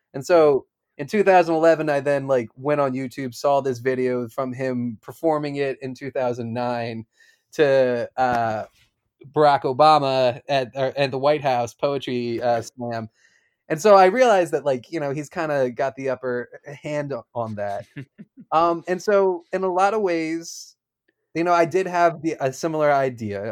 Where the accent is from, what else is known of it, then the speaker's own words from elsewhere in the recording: Philadelphia, Pennsylvania, United States; I grew up in Philadelphia